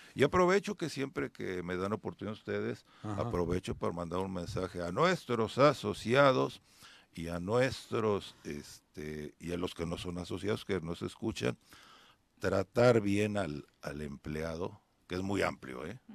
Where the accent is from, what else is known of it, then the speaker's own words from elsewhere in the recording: Cuautla, Morelos, Mexico; yo soy de Cuautla